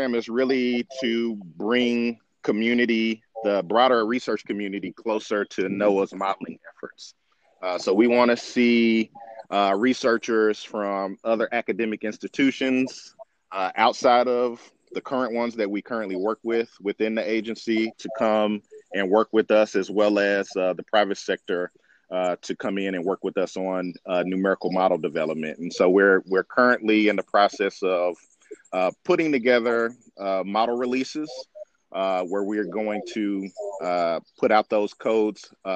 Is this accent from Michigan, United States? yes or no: no; Tulsa, Oklahoma, United States; I am proud to be from Tulsa, Oklahoma, because I grew up what is called on the north side of Tulsa